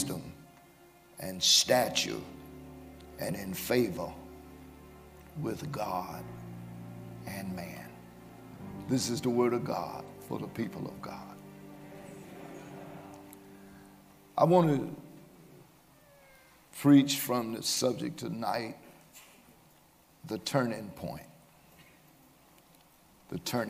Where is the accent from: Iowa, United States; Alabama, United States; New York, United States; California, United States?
Alabama, United States; Birmingham; I was raised here in Birmingham in a two-parent home